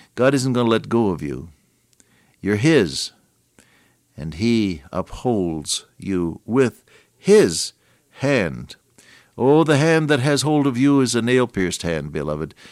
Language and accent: English; Santa Clara, California, United States; I was born in Santa Clara, California